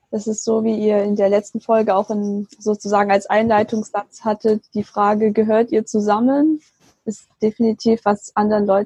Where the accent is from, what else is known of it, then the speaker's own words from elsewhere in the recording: Baden-Württemberg, Germany; now in Bonn, Germany; ich bin aufgewachsen im Schwabenland. Ich lebe jetzt aber mit meinem äh, chinesischen Mann in Bonn